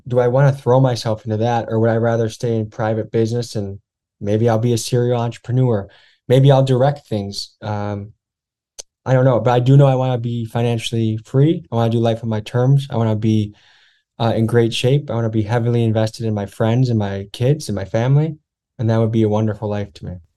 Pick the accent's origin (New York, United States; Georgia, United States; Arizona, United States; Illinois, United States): Illinois, United States; Crystal Lake; moved away as an adult; also born or lived in Whitewater, Wisconsin / Milwaukee, Wisconsin; I grew up in white bread Crystal Lake, Illinois